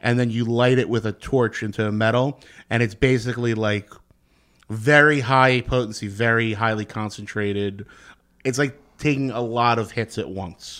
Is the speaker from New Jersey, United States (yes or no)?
yes; Secaucus, New Jersey, United States; I grew up in Seacogg's, New Jersey. I'm right over the Hudson River.